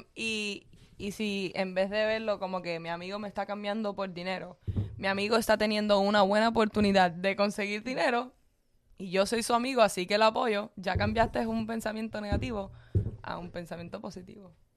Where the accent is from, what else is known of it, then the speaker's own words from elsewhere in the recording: Cuba; yo soy cubana